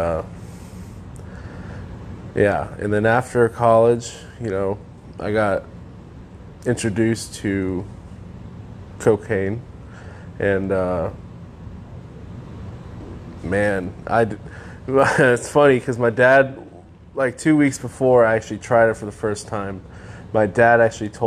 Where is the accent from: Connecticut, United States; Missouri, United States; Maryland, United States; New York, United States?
Connecticut, United States; I grew up in Connecticut